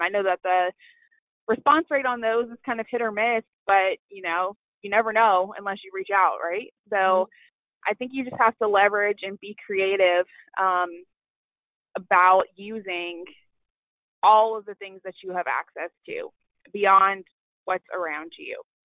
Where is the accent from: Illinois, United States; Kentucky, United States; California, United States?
Kentucky, United States; Louisville; I am originally from Louisville, Kentucky